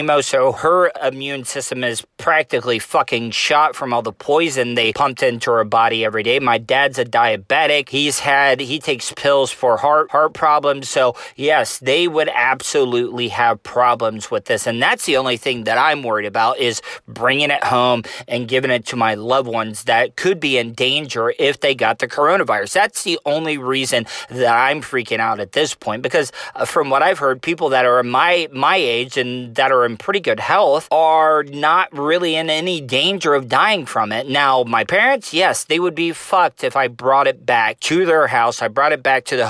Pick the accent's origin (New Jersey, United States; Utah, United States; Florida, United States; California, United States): Florida, United States; Volusia County; being a Southerner living in Volusia County in Florida all my life